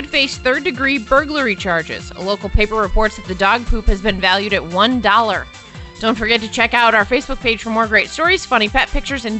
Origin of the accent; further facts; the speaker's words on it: Des Moines, Iowa, United States; moved away; also born or lived in Minneapolis; I grew up in Des Moines